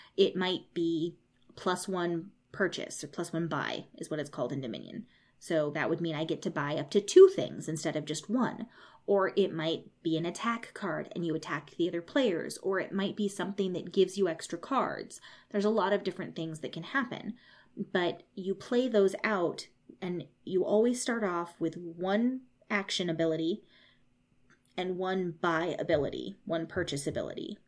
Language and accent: English; United States; I grew up in America